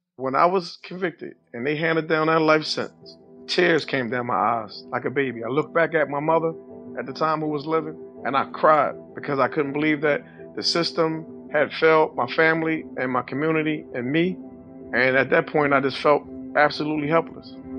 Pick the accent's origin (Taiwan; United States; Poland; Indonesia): United States; Philadelphia, Pennsylvania; Growing up in Philadelphia, West Philadelphia, life was simple